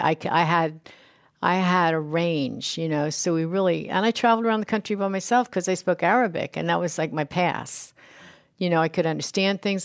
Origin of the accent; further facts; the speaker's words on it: United States; I don't speak French. I'm a, I'm American. I speak English